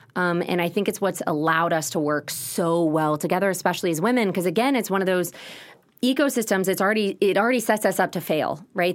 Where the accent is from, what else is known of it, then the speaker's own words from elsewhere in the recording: Austin, Texas, United States; also born or lived in Los Angeles, California; growing up in Westlake was, was really challenging